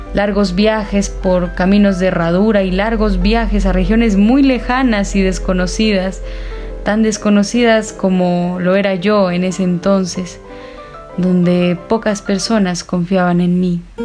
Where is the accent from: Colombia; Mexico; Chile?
Colombia; La Cruz, Nariño; moved away as an adult; also born or lived in Cali; Les hablo desde La Cruz Nariño, mi pueblo natal, un pueblito mágico lleno de artistas.